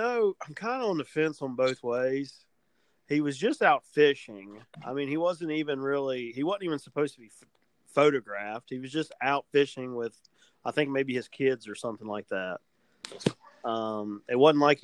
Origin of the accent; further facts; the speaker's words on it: West Virginia, United States; we're from West Virginia